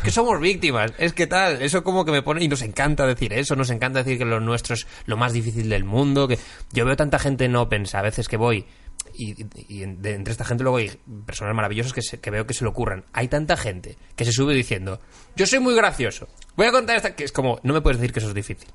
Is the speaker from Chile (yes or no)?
no; Galicia, Spain; moved away as an adult; now in Madrid, Spain; ser gallego